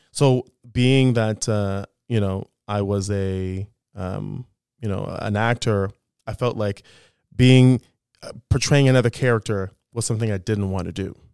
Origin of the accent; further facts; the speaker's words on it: Thornhill, Ontario, Canada; also born or lived in Toronto; I grew up in Thornhill